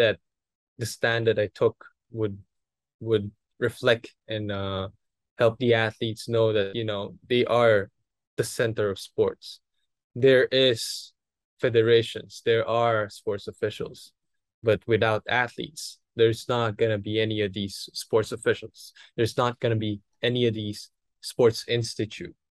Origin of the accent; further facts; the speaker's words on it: Philippines; I'm a Filipino